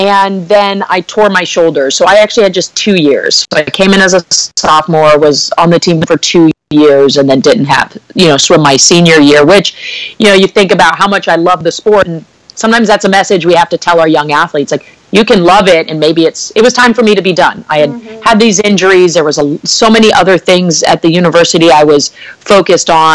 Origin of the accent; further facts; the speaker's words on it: Bay Area, Northern California, United States; I'm originally from Northern California, the Bay Area